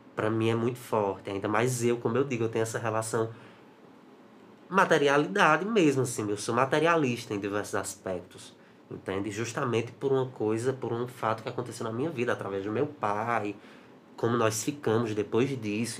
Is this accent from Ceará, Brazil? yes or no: yes; Juazeiro do Norte, Ceará, Brazil; sou de Juazeiro do Norte